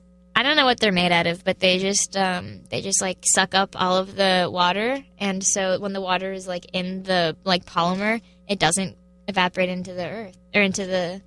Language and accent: English; California, United States; my hometown has no water. California.